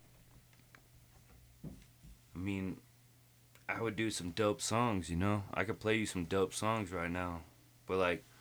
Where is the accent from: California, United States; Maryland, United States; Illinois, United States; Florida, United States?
California, United States; Lake Arrowhead; I was born in Lake Arrowhead.